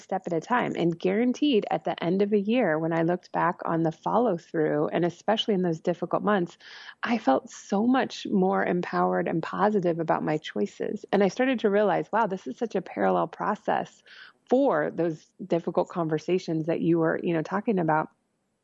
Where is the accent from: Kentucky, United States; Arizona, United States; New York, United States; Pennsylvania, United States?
Arizona, United States; now in Chicago, United States; I grew up in Arizona